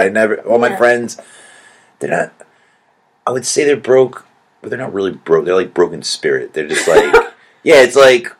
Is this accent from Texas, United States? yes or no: no; New York, United States; being from New York. We're from New York, and we have everything